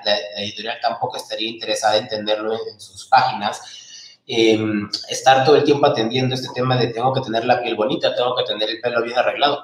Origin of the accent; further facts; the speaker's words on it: Peru; moved away as an adult; also born or lived in Lima; now in Mexico; yo soy peruano